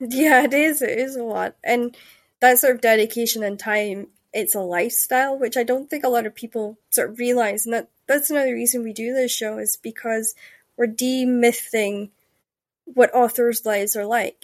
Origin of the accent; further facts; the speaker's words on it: Denmark; when I grew up in Jutland, we were, like, the last to get internet